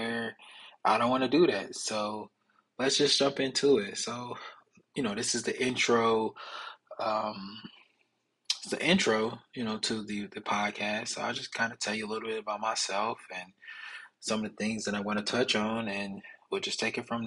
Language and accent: English; Milwaukee, Wisconsin, United States; I'm originally from Milwaukee, Wisconsin.